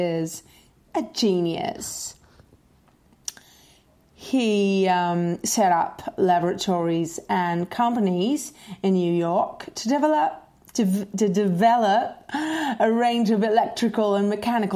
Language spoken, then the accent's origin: English; Portugal; I'm Portuguese